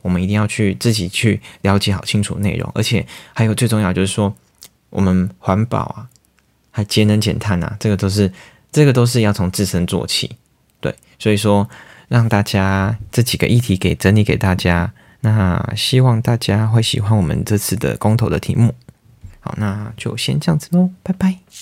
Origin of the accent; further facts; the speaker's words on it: Taiwan; 我们台湾人